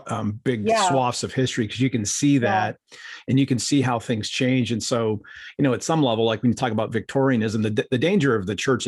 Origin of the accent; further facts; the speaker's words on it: Akron, Ohio, United States; moved away; I grew up in Ohio